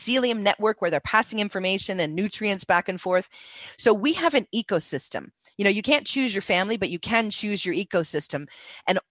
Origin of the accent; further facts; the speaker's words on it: United States; moved away; I'm from America